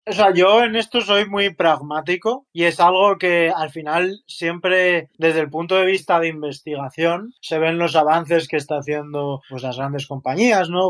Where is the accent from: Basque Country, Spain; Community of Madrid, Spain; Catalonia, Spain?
Community of Madrid, Spain; Madrid; accent: Spanish; moved away as an adult; also born or lived in Chicago; now in San Francisco, United States; soy eh, originario de Madrid, mi familia es de Madrid